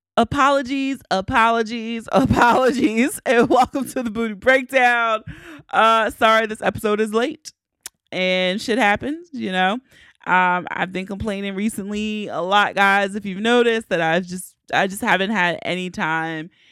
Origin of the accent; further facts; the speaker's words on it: Baltimore, Maryland, United States; I gotta take care of my hometown first